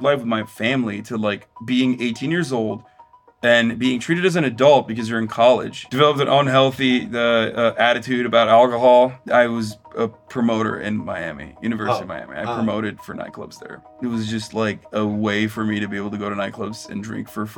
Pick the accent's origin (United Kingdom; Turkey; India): Turkey; born or raised there; now in United States